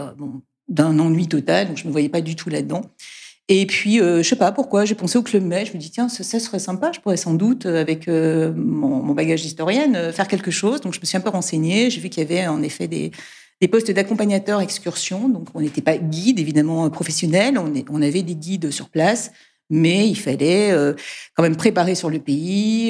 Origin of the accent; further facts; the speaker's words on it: Brussels, Brussels-Capital Region, Belgium; moved away as an adult; also born or lived in Egypt / Guadeloupe / Nantes; now in France; je suis bruxelloise, hein, enfin en tout cas j'ai, j'ai euh, grandi à Bruxelles